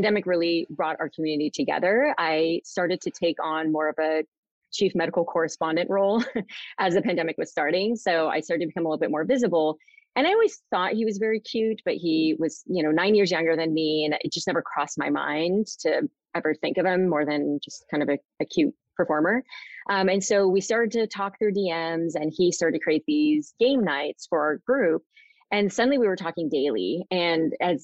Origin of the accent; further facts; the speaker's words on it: Southern California, United States; also born or lived in Sacramento, California; I live in Sacramento, California. I grew up in Southern California